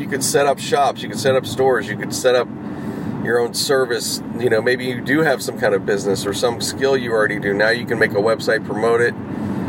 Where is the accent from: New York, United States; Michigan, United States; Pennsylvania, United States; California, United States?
Pennsylvania, United States; Pittsburgh; now in Los Angeles, United States; I was growing up in the Pittsburgh area